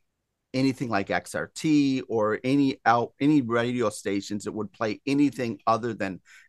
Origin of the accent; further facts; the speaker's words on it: Rockford, Illinois, United States; I grew up in Rockford back in the 80s.